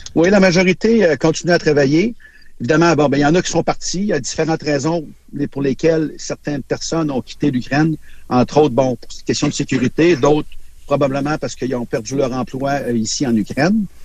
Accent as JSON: {"language": "French", "country": "Canada", "said": "je viens du Canada"}